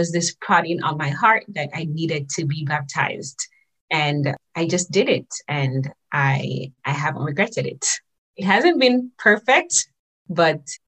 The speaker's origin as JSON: {"language": "English", "region": "Saint Catherine", "country": "Jamaica", "tie": "born or raised there", "also_born_or_lived": "St. Ann, Jamaica", "moved": "yes", "lives_now": "Japan", "said": "I was born in St. Anne. Maybe at about 4 or 5 years old or so, I moved, and my mom moved close to my aunt in St. Catherine"}